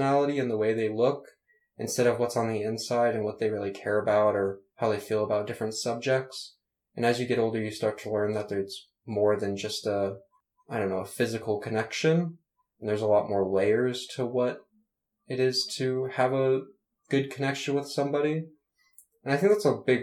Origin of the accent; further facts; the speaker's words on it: Nashville, Tennessee, United States; I was born in Nashville, Tennessee